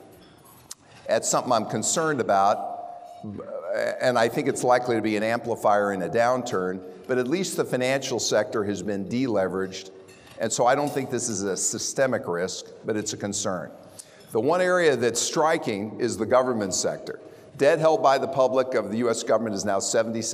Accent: Prairie Village, Kansas, United States; moved away as an adult; now in Dallas, United States; I'm from Kansas.

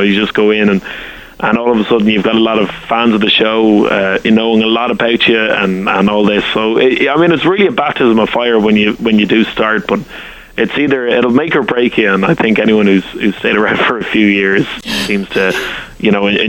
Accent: Ireland; accent: Irish; as an Irishman, only a few years ago, I'd never been to the States

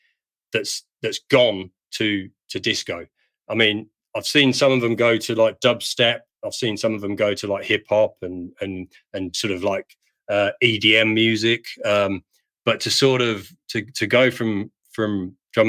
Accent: Perth, Western Australia, Australia; in my hometown.

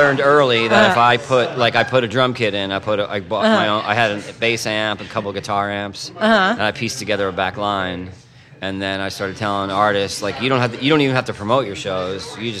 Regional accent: Long Island, New York, United States; now in New York City, United States; I'm from Long Island.

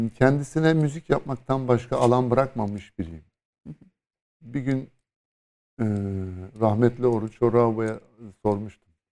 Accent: Istanbul, Turkey; Bir İstanbullu olarak

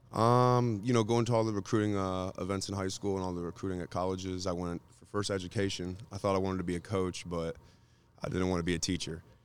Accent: Michigan, United States; we're from Michigan

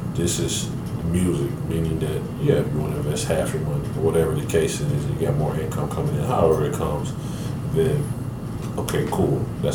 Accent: Atlanta, Georgia, United States; before I went to college, I was from Atlanta. Mm-hmm. I only know how to deal with Atlanta people.

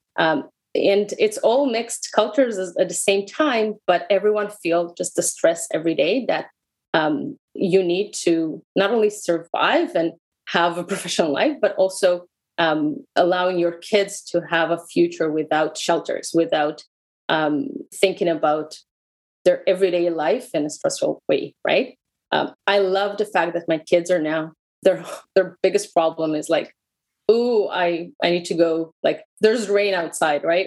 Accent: Israel; English is a second language; moved away as an adult; also born or lived in Russia; I moved to Israel from Russia when I was a small kid. Uh, lived in Israel for 25 years

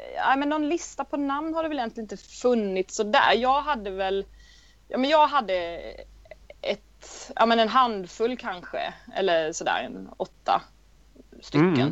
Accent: Vetlanda, Jönköping County, Sweden; jag är från Vetlanda i Småland.

